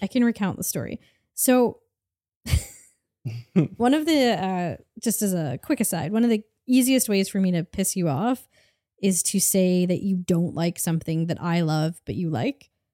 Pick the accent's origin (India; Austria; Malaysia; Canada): Canada; we grew up in Canada